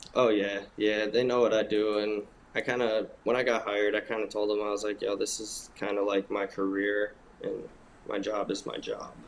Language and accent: English; Michigan, United States; moved away; growing up in Michigan